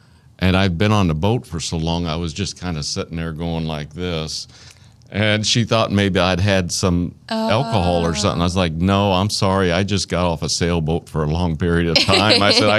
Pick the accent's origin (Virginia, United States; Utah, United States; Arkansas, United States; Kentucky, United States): Arkansas, United States; accent: Arkansas; There's my Arkansas accent.